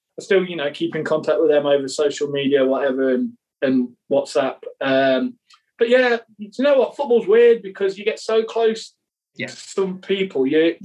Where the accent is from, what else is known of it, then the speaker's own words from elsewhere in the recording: Leicester, East Midlands, United Kingdom; moved away as an adult; it was my hometown club